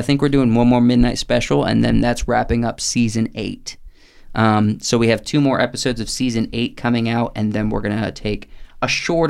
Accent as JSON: {"language": "English", "region": "Pennsylvania", "country": "United States", "said": "I'm also from Pennsylvania"}